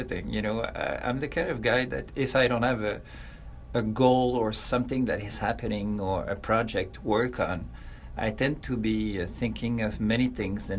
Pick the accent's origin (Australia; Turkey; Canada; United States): Canada; south shore of Montreal, Quebec; I was born in Montreal, but I was raised on the south shore of Montreal, which is very close to the city